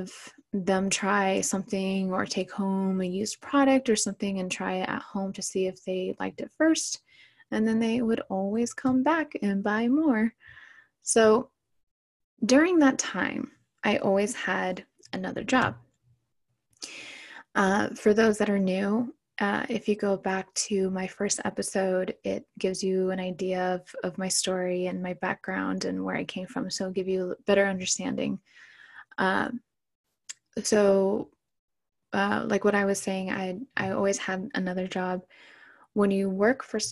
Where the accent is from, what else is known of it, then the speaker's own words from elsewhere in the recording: Orange County, California, United States; I was born and raised in Orange County, California